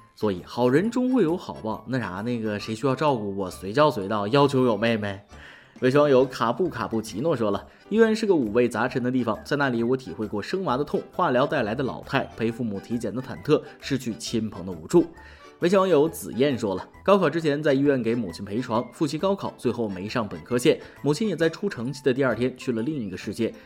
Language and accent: Chinese; China; 我们中国人每天平均睡九个小时